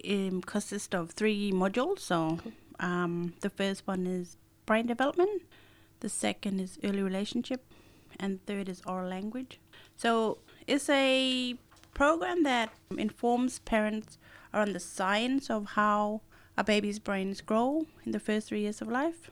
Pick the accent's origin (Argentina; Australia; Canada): Australia; Broome, Western Australia; also born or lived in Beagle Bay; I grew up here in Broome and Beagle Bay.